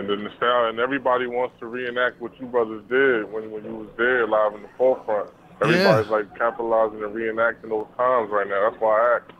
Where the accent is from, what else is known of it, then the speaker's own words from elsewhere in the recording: Paterson, New Jersey, United States; I'm from Patterson